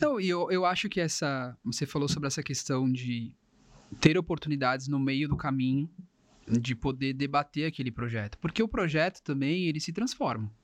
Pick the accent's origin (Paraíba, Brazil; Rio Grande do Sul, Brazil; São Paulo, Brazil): São Paulo, Brazil; Cubatão; eu sou cubatense, né? Eu sou de Cubatão, aqui da região